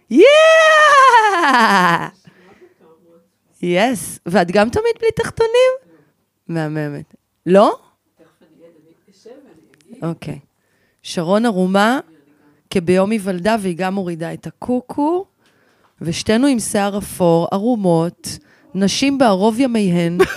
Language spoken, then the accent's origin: Hebrew; North, Israel; גדלתי בצפון.